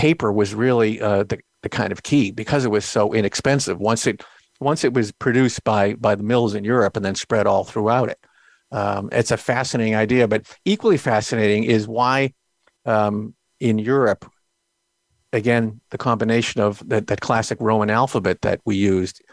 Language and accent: English; Boston, Massachusetts, United States; I'm from Boston